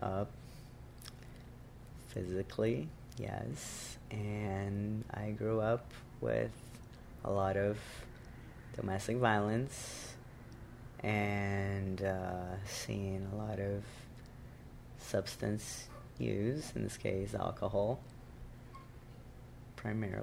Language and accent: English; Brazil; first language Portuguese; English is a second language; moved away as an adult; now in New York, United States; My mother tongue is Portuguese because I was born and raised in Brazil